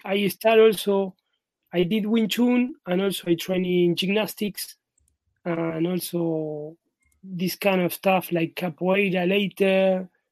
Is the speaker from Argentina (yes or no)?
yes; Buenos Aires, Argentina; also born or lived in Madrid; I am in my hometown right now in Buenos Aires, in Argentina